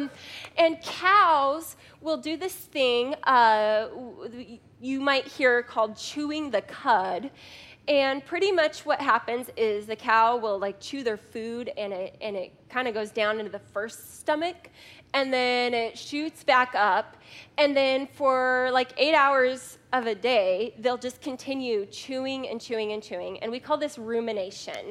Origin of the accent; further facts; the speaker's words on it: Scottsdale, Arizona, United States; also born or lived in Phoenix, Arizona / Maricopa, Arizona; I grew up here in Scottsdale and in North Phoenix